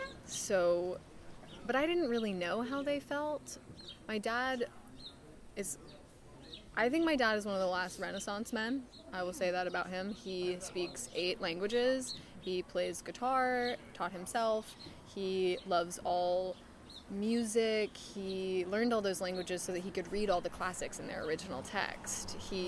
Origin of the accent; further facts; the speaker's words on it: Stratford-upon-Avon, West Midlands, United Kingdom; Like, specifically Stratford-upon-Avon. And so Shakespeare was always kind of on my radar, just being British.